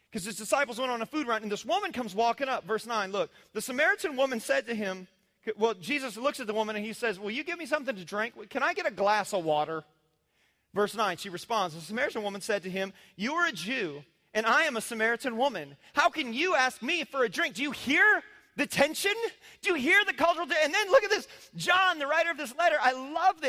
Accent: Indiana, United States; moved away; I was raised in the Midwest conservative world in cornfield country.

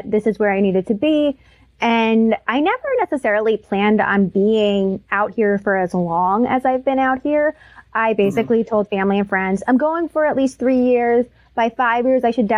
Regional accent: New Jersey, United States; moved away as an adult; also born or lived in New York; now in Los Angeles, United States; I'm born and raised in New Jersey

